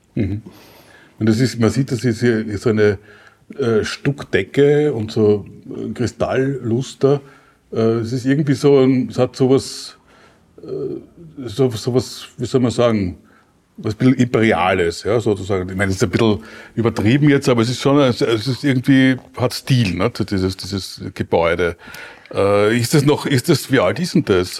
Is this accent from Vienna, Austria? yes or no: yes; Vienna, Austria; als Wiener